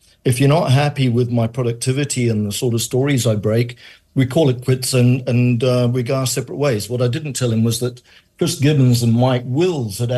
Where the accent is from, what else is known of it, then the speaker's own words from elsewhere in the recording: Johannesburg, Gauteng, South Africa; also born or lived in Manchester, United Kingdom; I was born in Manchester, grew up in Johannesburg, came to South Africa when I was a child. I was 7 years old.